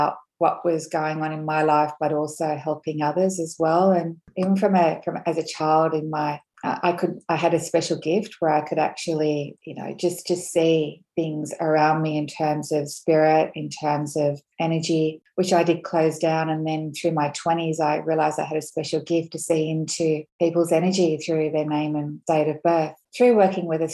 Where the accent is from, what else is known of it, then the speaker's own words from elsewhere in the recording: Australia; I'm Scottish, Australian, and so I have that strong sort of Celtic heritage